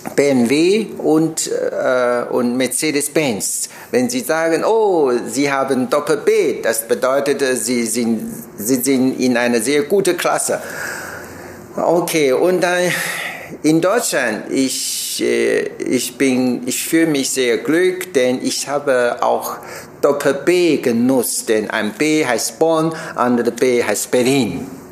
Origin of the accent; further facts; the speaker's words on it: Taiwan; German is a second language; moved away as an adult; ich komme aus Taiwan